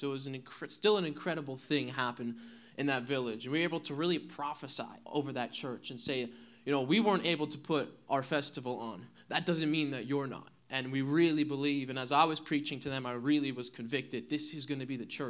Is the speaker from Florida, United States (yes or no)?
no; New Jersey, United States; moved away; I'm from New Jersey.